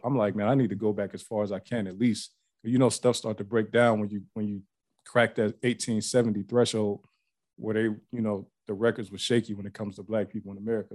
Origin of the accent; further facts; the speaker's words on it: Ohio, United States; moved away as an adult; also born or lived in Pennsylvania; now in Atlanta, United States; I live in Atlanta now, but I grew up in Ohio, but I was back and forth from PA to Ohio like my whole life.